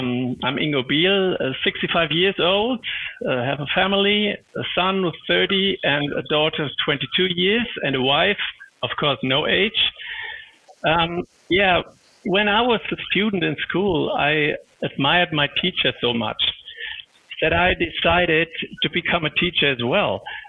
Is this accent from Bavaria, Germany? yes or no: no; Darmstadt, Hesse, Germany; I started my professional career with an apprenticeship in a travel agency in Darmstadt, in my hometown.